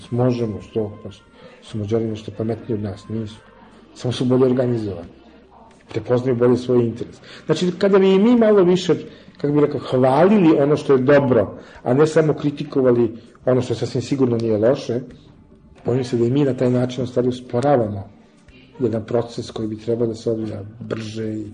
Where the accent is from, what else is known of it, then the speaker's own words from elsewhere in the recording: Serbia; ja sam dobar Srbin